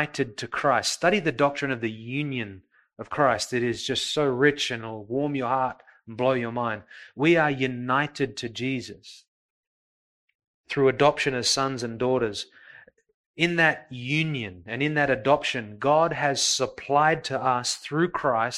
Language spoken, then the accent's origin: English; Coburg, Victoria, Australia; I grew up in Coburg.